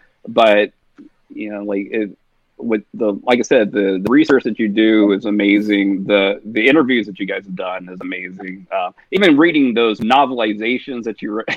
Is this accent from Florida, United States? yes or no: no; Mobile, Alabama, United States; also born or lived in Montgomery, Alabama / Tuscaloosa, Alabama; I'm from Mobile. I'm from the coast